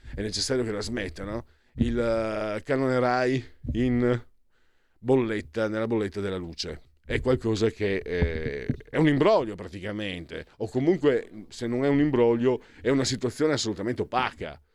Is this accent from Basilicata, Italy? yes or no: no; Friuli-Venezia Giulia, Italy; io vengo dal Friuli